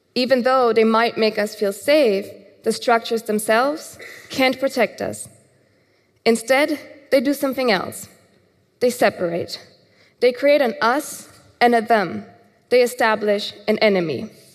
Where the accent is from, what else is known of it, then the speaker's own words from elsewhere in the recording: Germany; Growing up in Germany